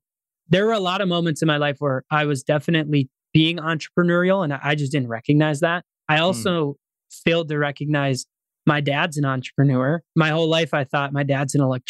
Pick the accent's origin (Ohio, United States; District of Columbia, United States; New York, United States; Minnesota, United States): Minnesota, United States; Pierce; my hometown of Pierce, Minnesota